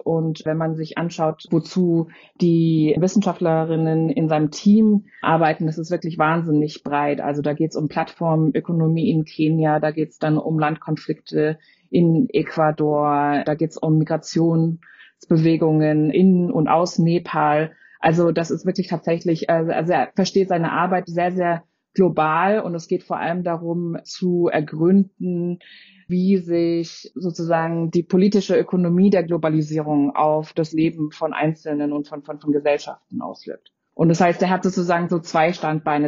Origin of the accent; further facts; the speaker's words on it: Freiburg, Baden-Württemberg, Germany; ich bin selbst in Freiburg aufgewachsen